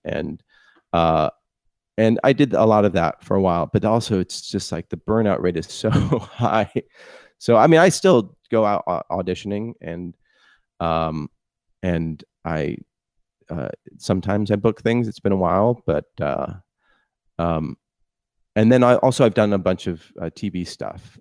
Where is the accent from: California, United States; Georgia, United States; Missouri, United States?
California, United States; Palo Alto; I grew up in Palo Alto